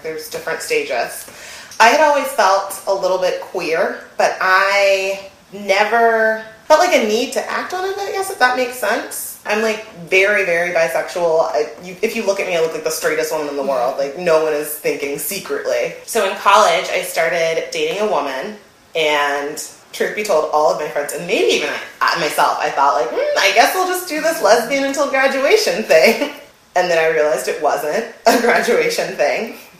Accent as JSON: {"language": "English", "town": "Dallas", "region": "Texas", "country": "United States", "tie": "born there", "also_born_or_lived": "California", "said": "I was born in Dallas."}